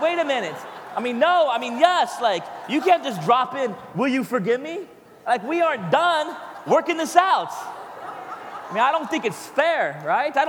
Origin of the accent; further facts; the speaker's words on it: United States; I'm an American